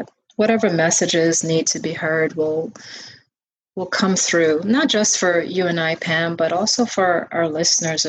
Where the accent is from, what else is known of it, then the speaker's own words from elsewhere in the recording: Guyana; growing up in Guyana, my grandmother used